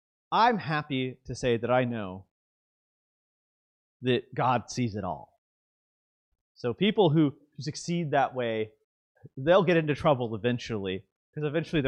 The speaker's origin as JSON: {"language": "English", "region": "the South", "country": "United States", "said": "I'm from the South. We say this sort of thing."}